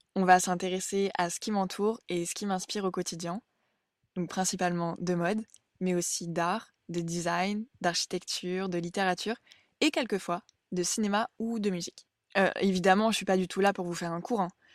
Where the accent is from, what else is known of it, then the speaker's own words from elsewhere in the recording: Burgundy, Bourgogne-Franche-Comté, France; also born or lived in England; Je suis originaire de Bourgogne, en France